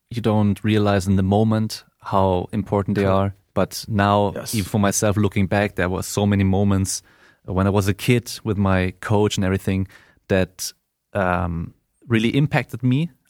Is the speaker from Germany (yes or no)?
yes; Germany; accent: German; English is a second language; my German accent